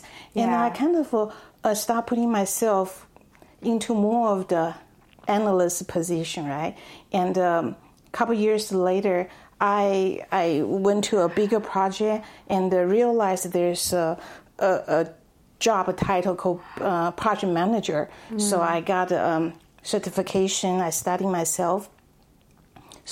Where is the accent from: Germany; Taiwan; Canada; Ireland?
Taiwan; Taipei; also born or lived in Texas, United States; now in Dallas, United States; I was born and raised in Taipei, Taiwan. I have been in the United States for over 20 years.